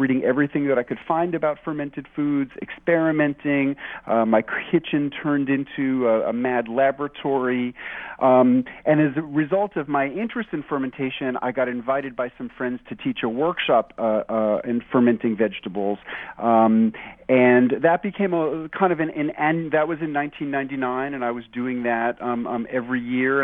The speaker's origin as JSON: {"language": "English", "town": "New York City", "region": "New York", "country": "United States", "tie": "born or raised there", "also_born_or_lived": "Cannon County, Tennessee", "moved": "as an adult", "lives_now": "Tennessee, United States", "said": "I was raised in New York City"}